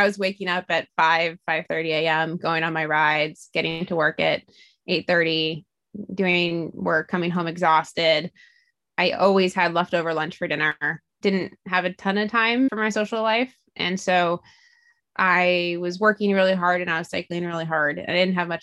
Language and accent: English; Alaska, United States; also born or lived in East Coast; now in California, United States; I am from Alaska, so it was closer to my parents who still live there.